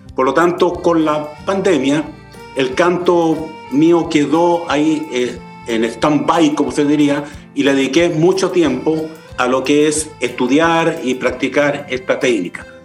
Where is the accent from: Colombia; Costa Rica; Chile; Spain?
Chile; yo soy chileno